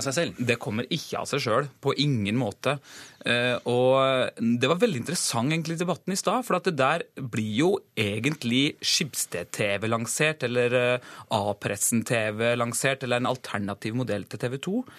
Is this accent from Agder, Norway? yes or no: yes; Gjerstad, Agder, Norway; Heimbygda mi i Gjerstad det er Abelkommunen